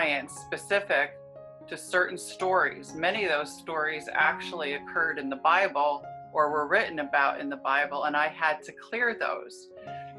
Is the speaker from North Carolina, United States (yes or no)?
no; New Jersey, United States; moved away; also born or lived in California; I'm from New Jersey originally.